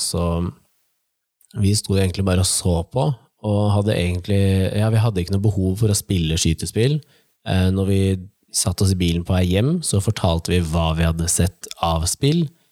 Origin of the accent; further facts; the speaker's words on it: Nittedal, Akershus, Norway; jeg og broren min tok jo bussen fra Nittedal, der vi er fra